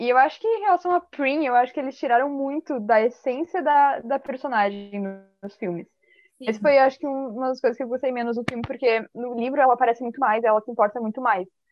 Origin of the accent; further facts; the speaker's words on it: Balneário Camboriú, Santa Catarina, Brazil; Eu sou de Balneário Camboriú, Santa Catarina, e eu tenho 19 anos